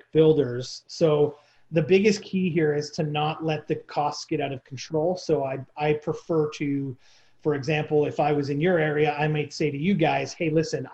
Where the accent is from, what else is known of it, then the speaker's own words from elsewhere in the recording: near Toronto, Ontario, Canada; I grew up in near Toronto